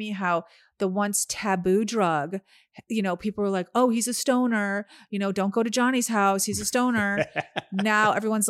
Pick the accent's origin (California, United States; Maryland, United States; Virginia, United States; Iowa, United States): California, United States; We actually stopped telling people we're from California.